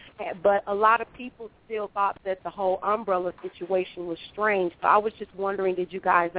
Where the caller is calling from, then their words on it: Chicago, Illinois, United States; I'm calling from the Windy City, Chicago, the birthplace of house music.